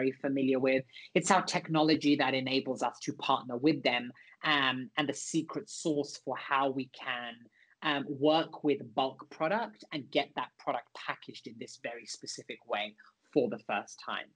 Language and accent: English; London, United Kingdom; I grew up in East and North London.